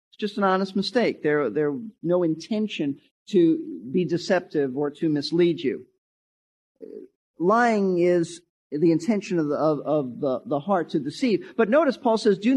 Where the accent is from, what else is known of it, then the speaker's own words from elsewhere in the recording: New York City, New York, United States; I was raised in Brooklyn, New York